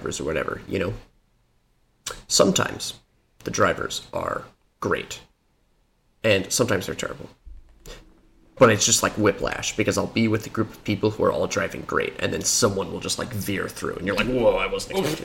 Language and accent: English; Florida, United States; also born or lived in Denver, Colorado; now in California, United States; I'm from Florida, and then I lived in Denver for a while